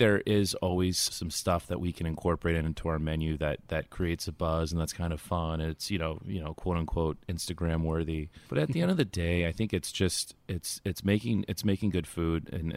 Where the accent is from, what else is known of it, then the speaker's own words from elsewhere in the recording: California, United States; moved away as an adult; now in New York, United States; I'm originally from California, new to New York when the stadium first opened